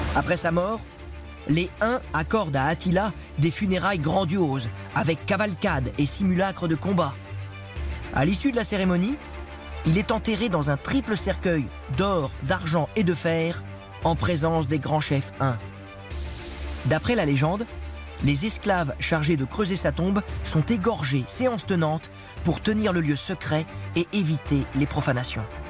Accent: Paris, Île-de-France, France; Moi je suis parisien

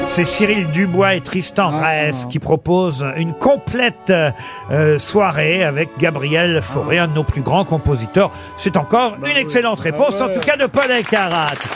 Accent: France; chez nous en France. Chez nous

